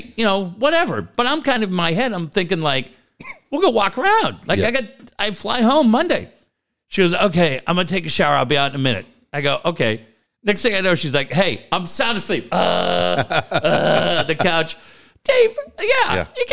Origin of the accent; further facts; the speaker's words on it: San Diego, California, United States; I'm from San Diego